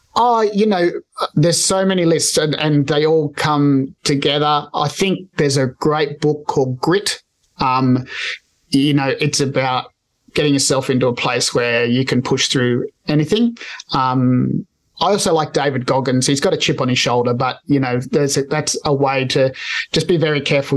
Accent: Australia; I'm Spanish, I'm Australian born Spanish migrants

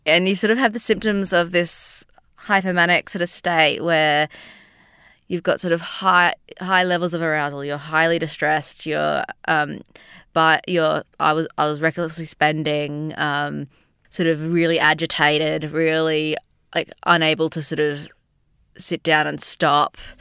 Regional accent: Sydney, New South Wales, Australia; moved away as an adult; now in Melbourne, Australia; I'm from Sydney, but living in Melbourne for the last five or so years.

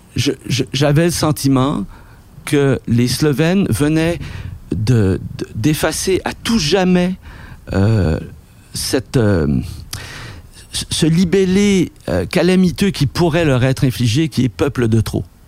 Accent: Quebec, Canada; nous, Québécois

